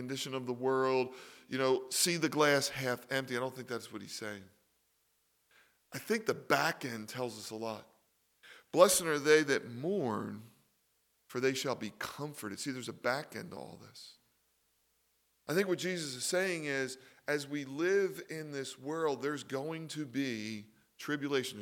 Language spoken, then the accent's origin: English; Philadelphia, Pennsylvania, United States; I was raised in Philly